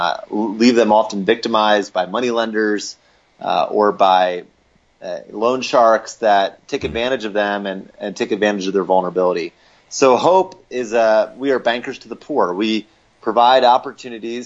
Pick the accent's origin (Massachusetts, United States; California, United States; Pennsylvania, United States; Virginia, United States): Pennsylvania, United States; Lancaster; moved away as an adult; now in Denver, United States; I grew up in Lancaster, Pennsylvania, so an Amish country, and moved out here to get married to my wife, Allie, in 2008, and have been in Denver since then